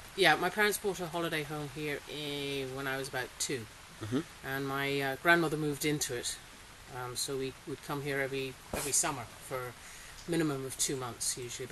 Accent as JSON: {"language": "English", "country": "Singapore", "tie": "born or raised there", "also_born_or_lived": "Australia", "said": "Well, I grew up in Singapore. So and then I worked in Poland and Portugal and Cambodia, and I actually went to university in Australia."}